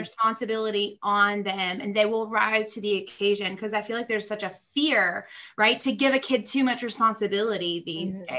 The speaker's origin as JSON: {"language": "English", "region": "Georgia", "country": "United States", "tie": "born or raised there", "also_born_or_lived": "Nashville, Tennessee", "said": "I'm from Georgia"}